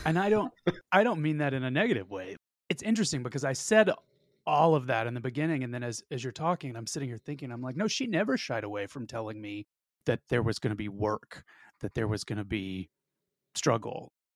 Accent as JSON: {"language": "English", "region": "the South", "country": "United States", "said": "I'm also from the South, where privacy is disproportionately r-, regarded"}